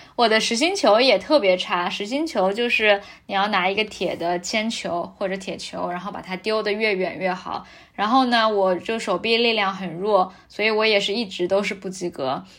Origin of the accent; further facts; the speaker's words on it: Shanghai, China; 我是上海长大的嘛